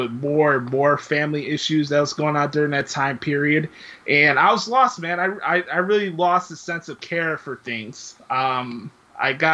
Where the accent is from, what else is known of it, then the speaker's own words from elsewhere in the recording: Chicago, Illinois, United States; I come from the city of Chicago. I'm from the Humble Park, Westtown area of Chicago